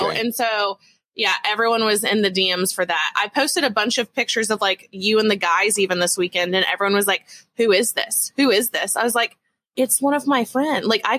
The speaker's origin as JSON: {"language": "English", "region": "Texas", "country": "United States", "said": "as a Texan"}